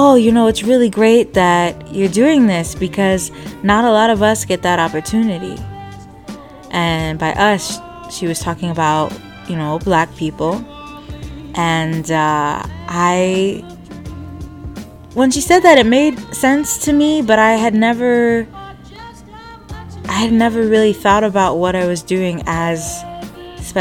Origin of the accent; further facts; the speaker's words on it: Michigan, United States; I am from Michigan, born and raised